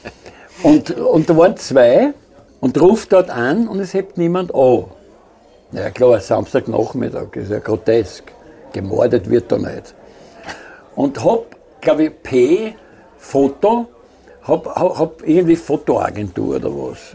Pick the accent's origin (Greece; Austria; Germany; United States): Austria; ich bin aus Österreich